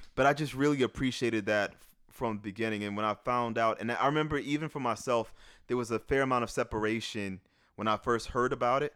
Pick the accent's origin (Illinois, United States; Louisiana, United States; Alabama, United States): Louisiana, United States; New Orleans; moved away; growing up in New Orleans